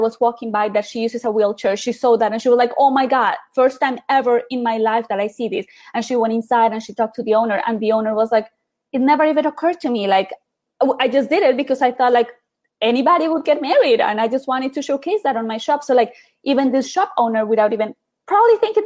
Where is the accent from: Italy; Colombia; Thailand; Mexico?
Colombia; Bogotá; now in United States; I grew up in Colombia, in Bogota, to be exact